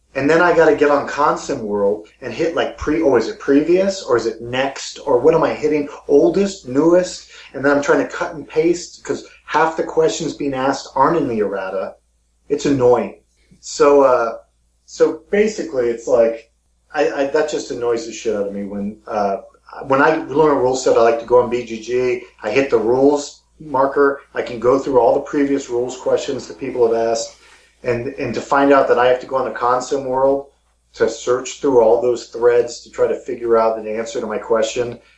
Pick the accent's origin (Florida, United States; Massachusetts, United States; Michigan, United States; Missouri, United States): Missouri, United States; my hometown in Missouri